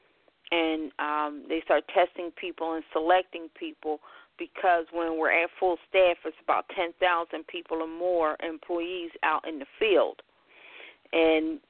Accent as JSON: {"language": "English", "town": "Philadelphia", "region": "Pennsylvania", "country": "United States", "tie": "born or raised there", "said": "I hail from Philadelphia, born and raised. Been here all my life, even though most people never believe I'm from Philadelphia"}